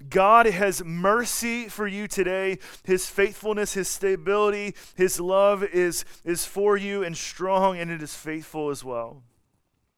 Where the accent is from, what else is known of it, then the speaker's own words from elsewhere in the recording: Atlanta, Georgia, United States; moved away as an adult; also born or lived in Colorado; now in Kansas City, United States; I'm from Atlanta, and then I lived in Colorado for a little bit, and then I worked at Grace in Kansas City for a little bit